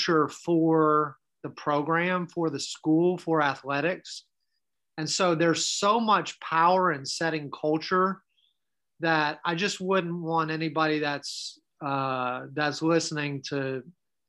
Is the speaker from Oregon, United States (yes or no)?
no; Maryland, United States; moved away; my hometown up in Maryland